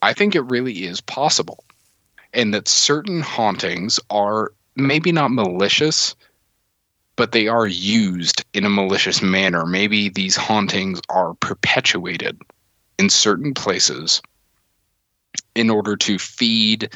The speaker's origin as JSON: {"language": "English", "region": "the South", "country": "United States", "tie": "born or raised there", "said": "I grew up here in the South"}